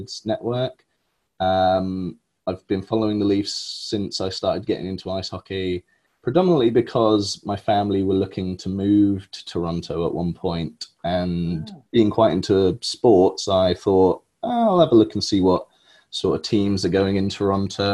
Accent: Milton Keynes, South East England, United Kingdom; Born and raised in Milton Keynes

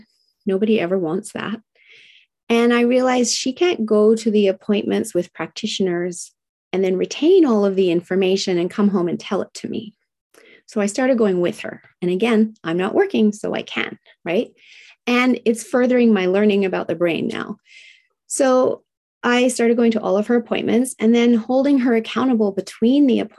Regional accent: Tokyo, Japan; And I was raised in Tokyo, Japan in the 1970s, during the height of manufacturing plants spewing out toxins.

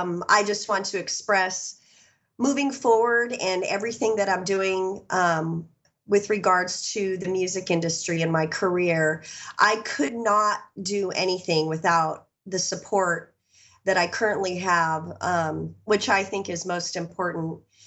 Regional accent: California, United States; I grew up in Southern California.

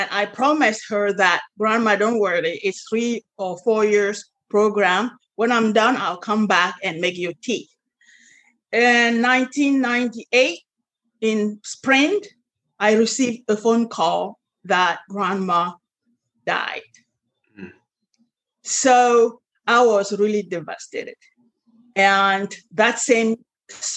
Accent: Cameroon; moved away; also born or lived in France; I was born and raised in Africa, Cameroon

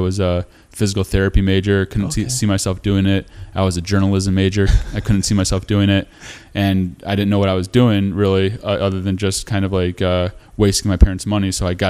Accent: Chicago, Illinois, United States; also born or lived in Skokie, Illinois / Lincolnwood, Illinois; Yeah, born and raised in the Chicago area.

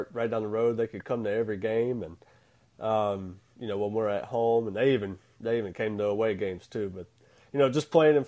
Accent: Hattiesburg, Mississippi, United States; I grew up in the city of Hattiesburg. I've been here my whole life

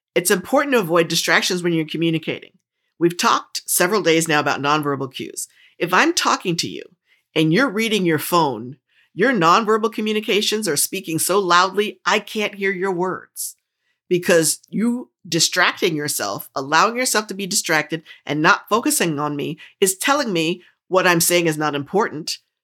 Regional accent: New Jersey, United States; I grew up in New Jersey, and I talk really fast

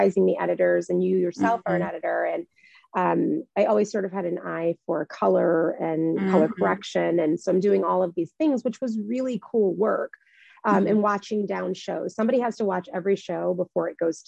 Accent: Midwest, United States; moved away as an adult; I grew up in the Midwest

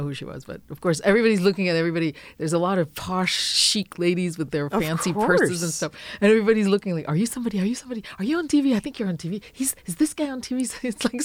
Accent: France; now in United States

